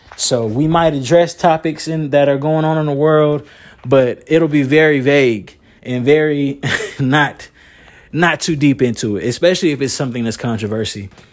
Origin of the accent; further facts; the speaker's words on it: Moore County, North Carolina, United States; I'm from Moore County, North Carolina